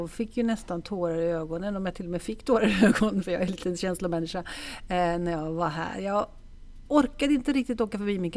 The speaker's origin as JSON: {"language": "Swedish", "town": "Stockholm", "region": "Stockholm County", "country": "Sweden", "tie": "born or raised there", "also_born_or_lived": "Italy / Gothenburg", "said": "jag är faktiskt jag är född i Stockholm"}